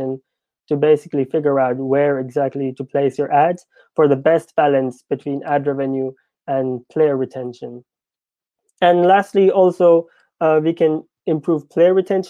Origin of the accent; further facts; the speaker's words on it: India; me being Indian